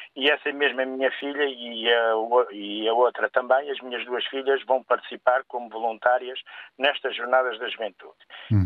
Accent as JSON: {"language": "Portuguese", "country": "Portugal", "said": "como português, como pai"}